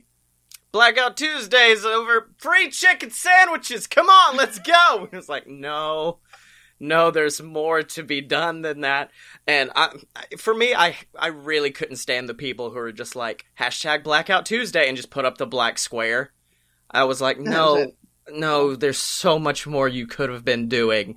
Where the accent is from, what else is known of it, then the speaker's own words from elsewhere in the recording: Alabama, United States; also born or lived in Birmingham, Alabama; born and raised in Alabama.